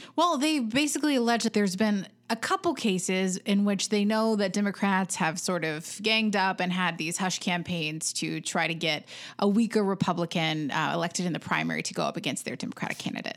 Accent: North Carolina, United States; now in Tennessee, United States; I'm from North Carolina

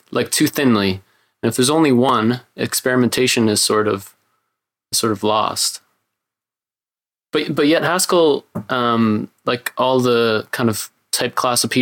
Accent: Canada; I'm Canadian

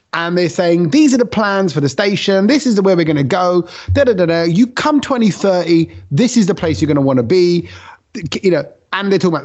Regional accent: London, United Kingdom; I come from East London.

